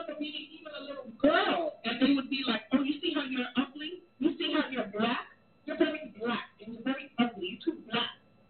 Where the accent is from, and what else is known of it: Jamaica; born or raised there; accent: Jamaican; also born or lived in the American South; now in United States